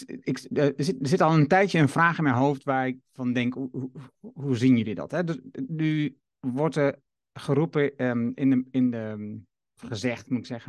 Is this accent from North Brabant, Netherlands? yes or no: no; Haaksbergen, Overijssel, Netherlands; Ik ben geboren in Haaksbergen